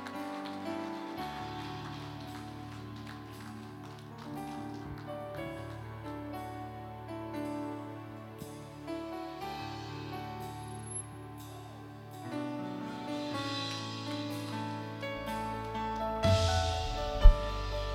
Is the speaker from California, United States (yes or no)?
no; New York City, New York, United States; I'm from New York. I'm from the South Bronx. My era, you graduated. I went to Taft High School